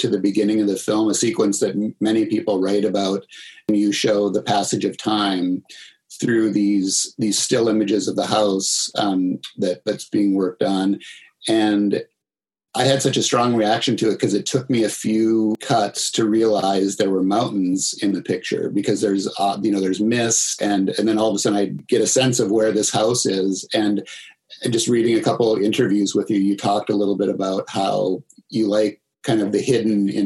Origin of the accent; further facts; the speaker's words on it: Minnesota, United States; where I grew up in Minnesota